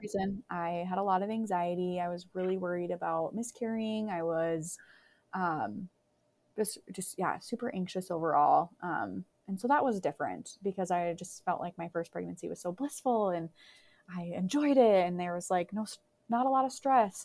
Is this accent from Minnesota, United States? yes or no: yes; Crookston, Minnesota, United States; moved away; my hometown of Crookston